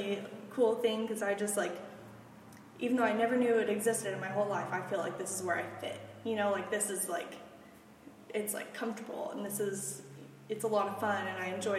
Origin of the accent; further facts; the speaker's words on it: Stillwater, Oklahoma, United States; also born or lived in Weatherford, Oklahoma; now in Oklahoma City, United States; I grew up in Stillwater.